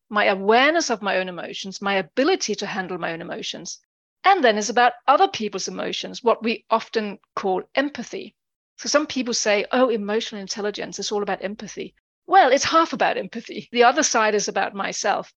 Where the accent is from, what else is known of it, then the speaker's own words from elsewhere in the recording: Denmark; moved away as an adult; now in United Kingdom; I'm originally from Denmark. I've lived over twenty years in the U K.